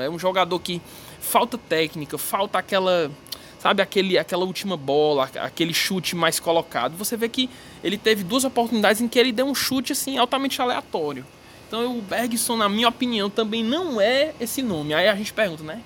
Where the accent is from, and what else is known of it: Northeast Region, Brazil